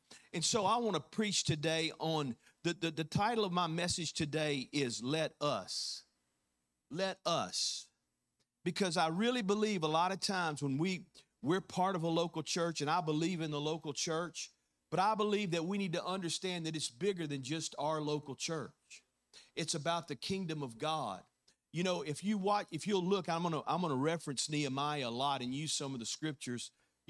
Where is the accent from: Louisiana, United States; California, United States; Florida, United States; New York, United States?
Louisiana, United States; now in Mississippi, United States; How many know that 10 years ago, you know, when I first moved here and planted a church, I came from Louisiana.